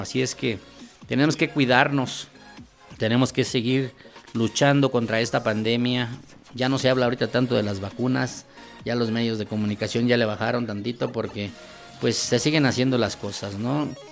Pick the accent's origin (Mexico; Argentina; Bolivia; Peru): Mexico; State of Mexico; somos mexiquenses